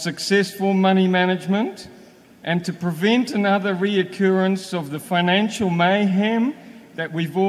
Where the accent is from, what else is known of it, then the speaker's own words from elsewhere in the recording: Whangarei, Northland, New Zealand; I'm from Whangarei. And in case you don't know where Whangarei is, it's in New Zealand.